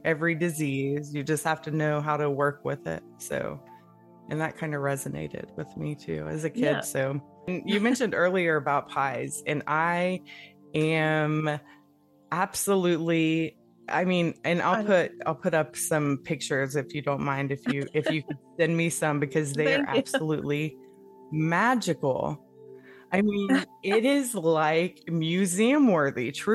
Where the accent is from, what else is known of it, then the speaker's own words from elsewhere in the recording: Appalachia, United States; we're both from, you know, Appalachia, and that's really what you grow up with. But we, growing up in the Bible Belt